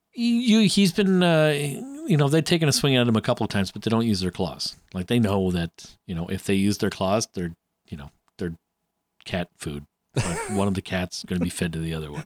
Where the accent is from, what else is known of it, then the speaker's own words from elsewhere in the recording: Canada; I'm Canadian